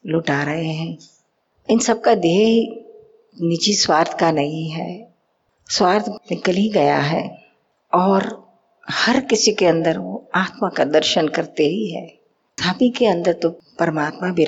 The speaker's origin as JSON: {"language": "Hindi", "region": "Bihar", "country": "India", "said": "कहाँ से आया मैं बिहार से हूँ बिहार से"}